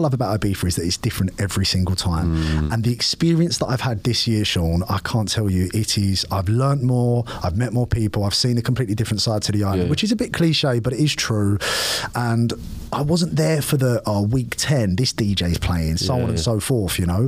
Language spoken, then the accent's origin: English; London, United Kingdom; I'm from East London, I'm born and raised, you know, 30 years I lived here